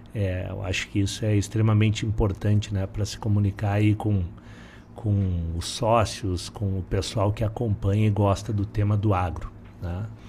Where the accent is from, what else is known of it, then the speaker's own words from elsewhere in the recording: Porto Alegre, Rio Grande do Sul, Brazil; also born or lived in Palmeira das Missões; eu sou de Porto Alegre, na verdade nasci em Palmeira das Missões